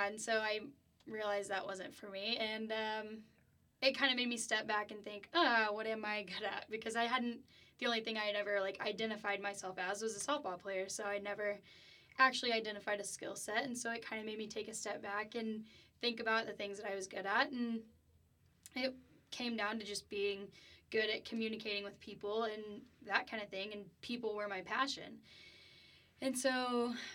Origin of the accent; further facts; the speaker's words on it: Keller, Texas, United States; moved away as an adult; now in Lubbock, United States; I'm from the DFW area. I'm from Keller. So, yeah, I grew up playing softball